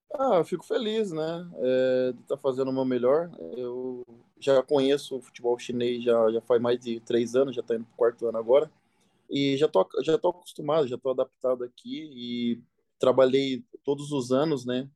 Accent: Tietê, São Paulo, Brazil; moved away; eu sou do, do interior, né? Não sei se você já ouviu falar, é Tietê

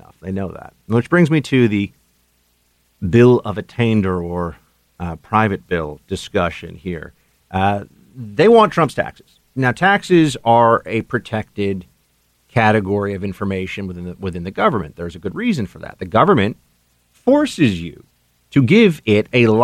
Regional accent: New York, United States; state of New York, my home state

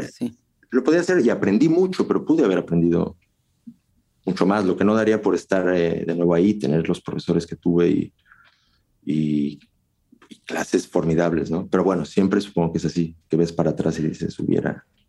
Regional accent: Mexico; moved away as an adult; also born or lived in Russia; now in Czech Republic; yo me fui de México

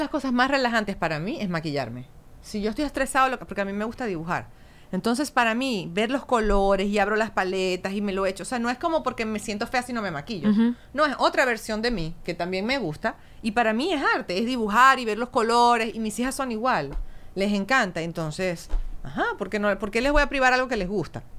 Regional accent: Maracaibo, Zulia, Venezuela; moved away; yo soy bien maracucha.

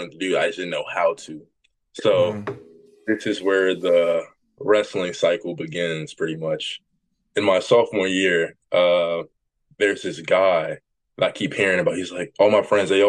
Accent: Jackson, Tennessee, United States; I'm from Jackson, Tennessee

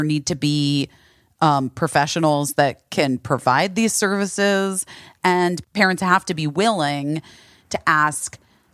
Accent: Arizona, United States; I am from Arizona.

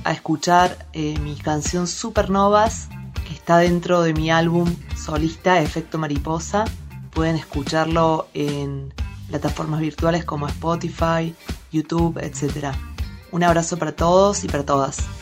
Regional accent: Córdoba, Argentina; now in Bariloche, Argentina; Soy cordobesa y vivo en Bariloche hace varios años.

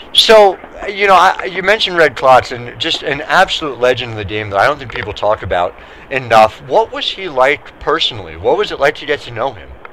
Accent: Philadelphia, Pennsylvania, United States; I grew up in the Philadelphia area

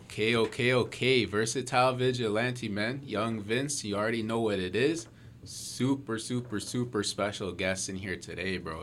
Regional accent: Mississauga, Ontario, Canada; we're all from Mississauga

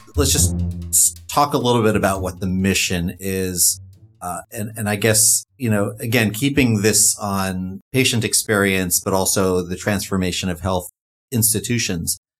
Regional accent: New York, United States; my home state of New York

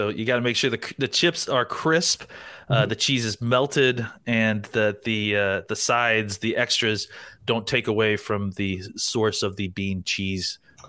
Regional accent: Texas, United States; I was born and raised in Texas.

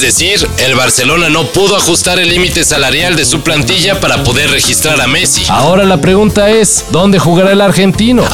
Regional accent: Mexico

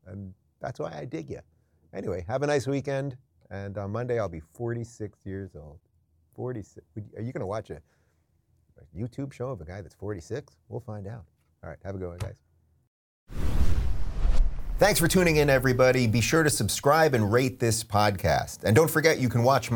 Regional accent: New York City, New York, United States; now in Florida, United States; born in Brooklyn

